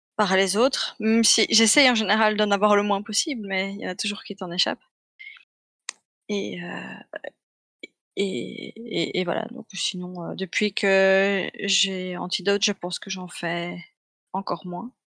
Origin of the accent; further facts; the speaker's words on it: Belgium; je suis belge